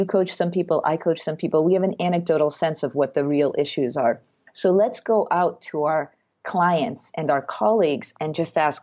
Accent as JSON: {"language": "English", "country": "Russia", "moved": "yes", "said": "my background is that I'm from Russia"}